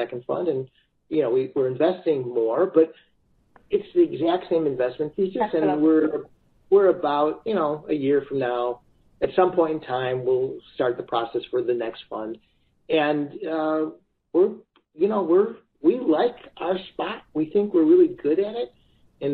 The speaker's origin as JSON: {"language": "English", "town": "Chicago", "region": "Illinois", "country": "United States", "said": "I'm from Chicago. We're from the Midwest"}